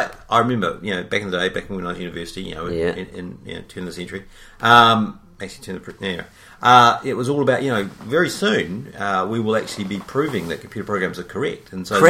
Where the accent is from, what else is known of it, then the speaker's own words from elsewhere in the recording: England, United Kingdom; I'm English, I can say it however I like.